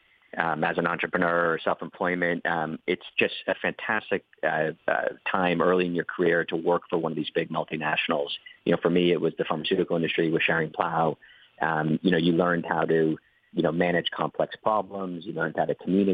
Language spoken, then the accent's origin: English; Boston, Massachusetts, United States; moved away as an adult; now in Ireland; I'm originally from Boston.